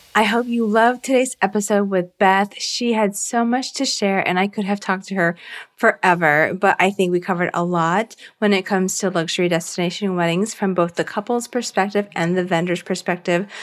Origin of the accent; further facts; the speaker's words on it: southern Virginia, United States; I grew up in Virginia in like the southern part of Virginia